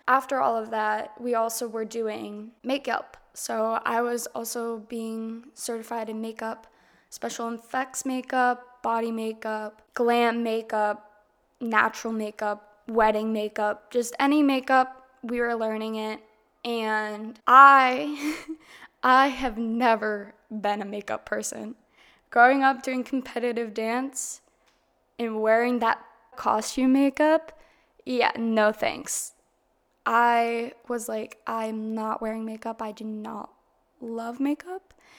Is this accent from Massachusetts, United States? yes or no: yes; Massachusetts, United States; moved away as an adult; also born or lived in Florida; drove back up to Massachusetts. And I lived with my grandmother, my grandfather in my hometown